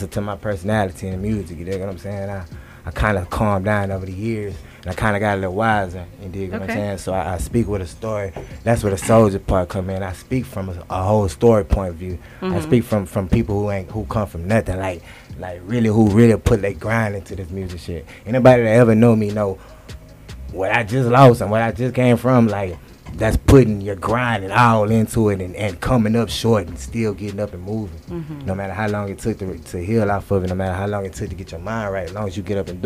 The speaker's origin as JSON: {"language": "English", "town": "Houston", "region": "Texas", "country": "United States", "tie": "born or raised there", "also_born_or_lived": "Louisiana", "said": "I was raised in Houston"}